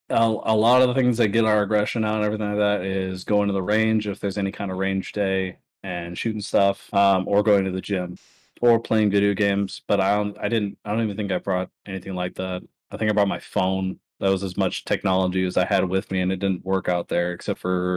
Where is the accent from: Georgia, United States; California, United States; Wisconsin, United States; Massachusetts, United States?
California, United States; I have nothing but revolvers because I'm from California and their handgun laws suck